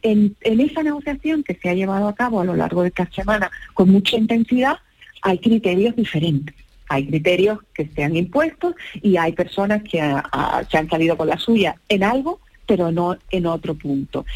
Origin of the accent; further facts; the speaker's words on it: Chiclana de la Frontera, Andalusia, Spain; soy de Chiclana